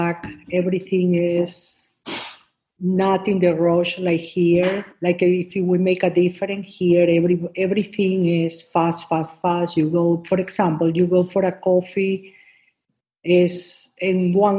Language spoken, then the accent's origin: English; Guayaquil, Guayas, Ecuador; first language Spanish; English is a second language; moved away as an adult; now in United States; I'm from Ecuador, Guayaquil, Ecuador